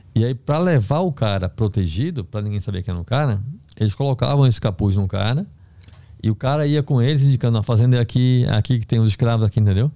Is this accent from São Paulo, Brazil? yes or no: no; Recife, Pernambuco, Brazil; moved away as an adult; also born or lived in Belém; eu sou do Recife